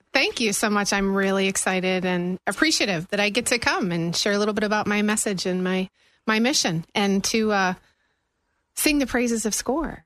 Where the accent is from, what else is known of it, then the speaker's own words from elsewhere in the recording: Buffalo, New York, United States; moved away as an adult; also born or lived in Tennessee / Germany; now in Florida, United States; Born and raised in Buffalo area